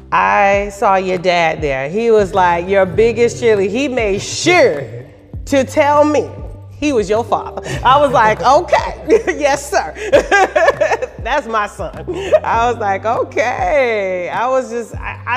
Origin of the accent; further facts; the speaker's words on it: Daytona Beach, Florida, United States; now in Orlando, United States; I'm not originally from Orlando. I'm from Daytona